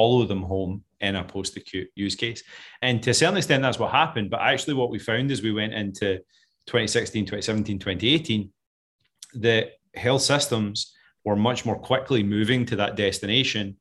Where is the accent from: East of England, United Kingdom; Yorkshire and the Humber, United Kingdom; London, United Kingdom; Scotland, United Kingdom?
Scotland, United Kingdom; moved away; I'm clearly not an American. I know it's hard to tell with this accent, but I'm originally from Scotland.